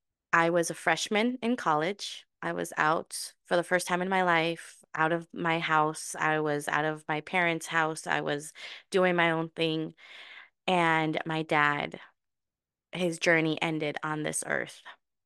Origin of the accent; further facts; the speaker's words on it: Mexico; born there; But yes, so I was born in Mexico.